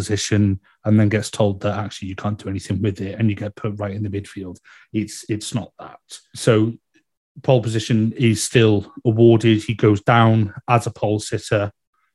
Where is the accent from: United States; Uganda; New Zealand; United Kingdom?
United Kingdom; being a Brit